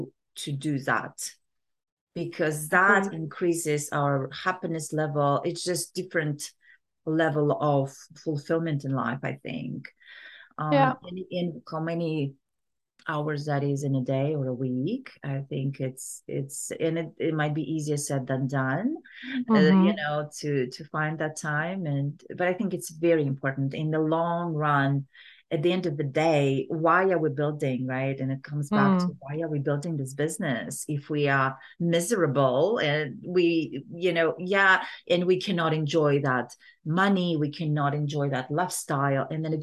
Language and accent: English; Kazakhstan; Yeah, so I grew up in Kazakhstan, right?